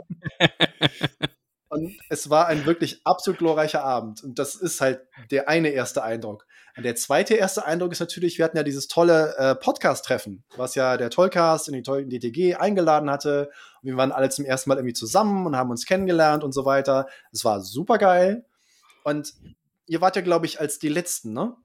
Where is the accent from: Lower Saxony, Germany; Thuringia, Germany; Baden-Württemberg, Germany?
Thuringia, Germany; Jena; ich bin aus Jena